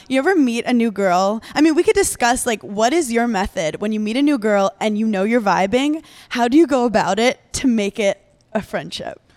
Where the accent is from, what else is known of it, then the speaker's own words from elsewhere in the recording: New York City, New York, United States; I grew up in New York City, so I grew up in Brooklyn where you don't know your neighbors